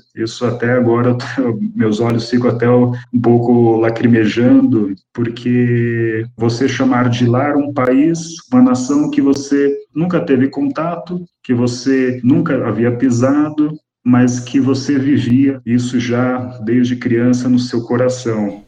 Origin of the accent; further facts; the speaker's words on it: Brazil; fui criado pelos meus avós aqui no Brasil